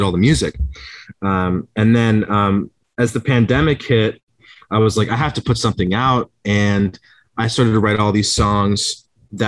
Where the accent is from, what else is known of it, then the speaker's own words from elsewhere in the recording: Brantford, Ontario, Canada; also born or lived in Toronto; I loved growing up in Brantford